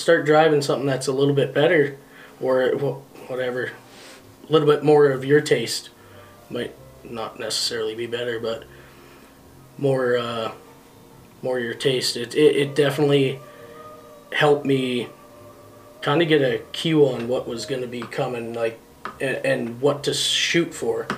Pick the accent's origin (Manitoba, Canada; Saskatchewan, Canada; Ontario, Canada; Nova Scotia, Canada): Manitoba, Canada; Thompson; Thompson, Manitoba is where I was born.